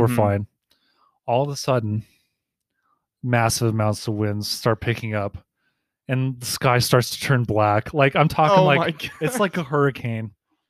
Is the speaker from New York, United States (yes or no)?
no; Loveland, Colorado, United States; I grew up in Loveland. I hope a lot of our viewers know where that is. It's in Colorado.